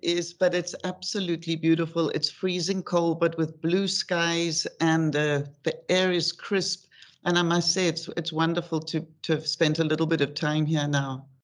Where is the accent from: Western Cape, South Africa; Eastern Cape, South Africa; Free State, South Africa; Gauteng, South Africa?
Gauteng, South Africa; Johannesburg; moved away; also born or lived in United Kingdom / New York / Morocco; I was born in Johannesburg, um, I'm the youngest in my family of four. And I grew up in Johannesburg